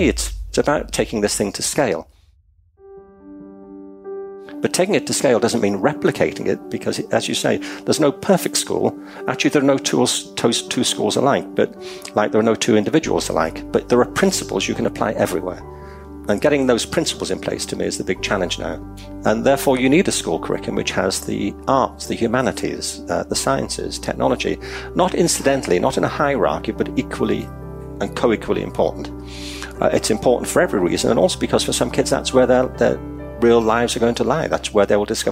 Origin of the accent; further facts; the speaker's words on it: Liverpool, North West England, United Kingdom; I'm from Liverpool in England. I went to school across the city centre from the Liverpool Institute